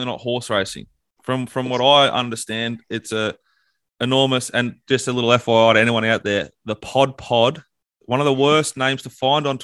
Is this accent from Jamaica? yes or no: no; Sydney, New South Wales, Australia; Rixie and I come from God's country, the birthplace of modern Australia.